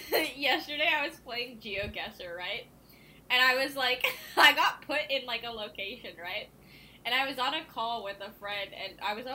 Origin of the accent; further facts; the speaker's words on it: India; I don't think I would, like, recognize the version of myself that was born and raised in India, you know?